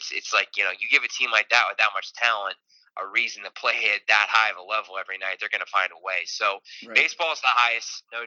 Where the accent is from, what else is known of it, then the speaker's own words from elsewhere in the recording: Ohio, United States; I grew up in Ohio